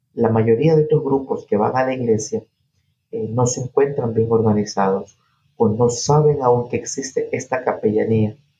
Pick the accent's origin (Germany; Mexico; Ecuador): Ecuador; Naranjal, Guayas; moved away as an adult; also born or lived in New York; now in Peekskill, United States; soy ecuatoriano, 100%. Nací en un pueblo muy pequeño al sur del país que se llama Naranjal. Eso queda en una provincia llamada El Guayas